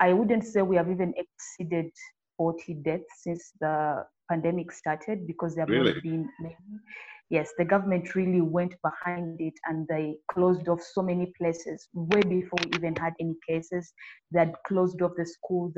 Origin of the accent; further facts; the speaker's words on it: Uganda; I am a pilot from Uganda, East Africa